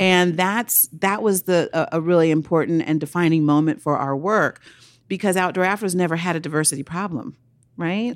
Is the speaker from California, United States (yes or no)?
yes; Oakland, California, United States; I grew up in Oakland, California